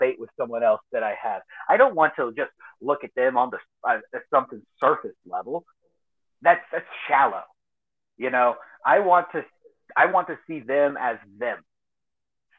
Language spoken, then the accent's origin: English; Eastern Montgomery County, Texas, United States; now in southeast New Mexico, United States; I grew up in Eastern Montgomery County down there in Texas, just north of Houston.